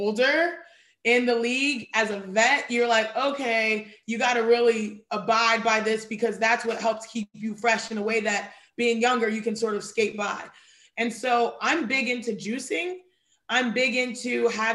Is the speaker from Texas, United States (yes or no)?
yes; Houston, Texas, United States; I was born and raised in Houston, Texas, but my parents and every generation behind my parents were born and raised in Nigeria